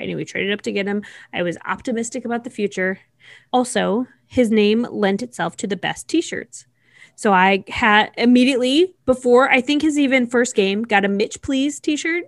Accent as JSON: {"language": "English", "town": "Buffalo", "region": "New York", "country": "United States", "tie": "born or raised there", "said": "I was born in Buffalo"}